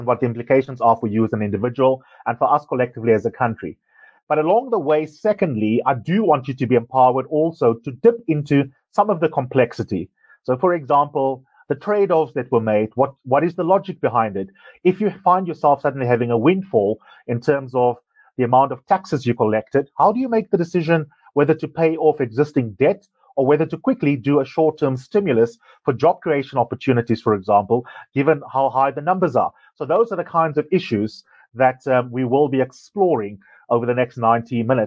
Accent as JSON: {"language": "English", "country": "South Africa", "said": "as a South African"}